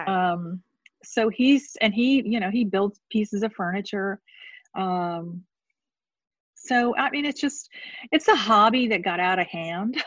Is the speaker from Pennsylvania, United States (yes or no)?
no; St. Petersburg, Florida, United States; I grew up in St. Pete, Florida